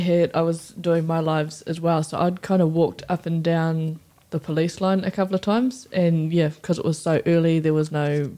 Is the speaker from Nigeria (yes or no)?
no; Gisborne, New Zealand; from Gisborne, East Coast.